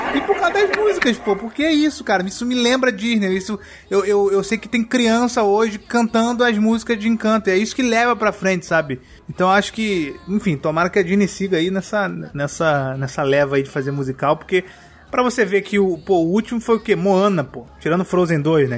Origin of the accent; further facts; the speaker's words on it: Brazil; a gente vive no, num lugar que é o Brasil